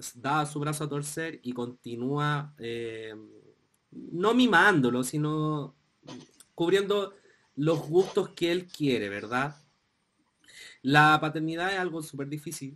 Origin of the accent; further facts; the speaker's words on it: Chile; nosotros vivimos como chilenos